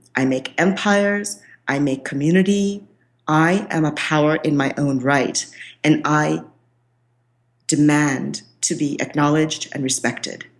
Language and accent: English; Kolkata, West Bengal, India; I am from India. I was born in Calcutta, which is the land of Shakti